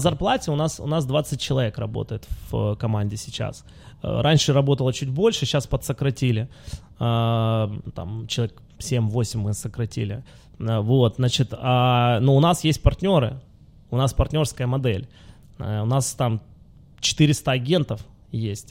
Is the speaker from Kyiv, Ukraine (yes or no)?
no; Luhansk, Luhansk Oblast, Ukraine; moved away; я же родился в Луганске.